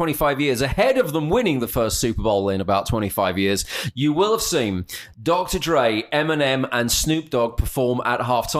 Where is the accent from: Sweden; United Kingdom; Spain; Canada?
United Kingdom; as a Brit